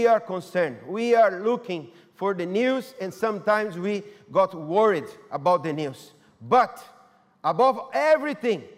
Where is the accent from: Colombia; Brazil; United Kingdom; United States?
Brazil; English is a second language; moved away; I'm from Brazil